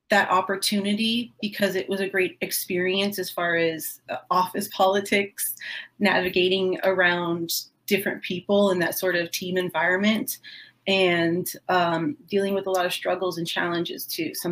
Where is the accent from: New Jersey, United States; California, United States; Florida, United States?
Florida, United States; I grew up in Southwest Florida, so um, we don't even have a strong southern accent down here.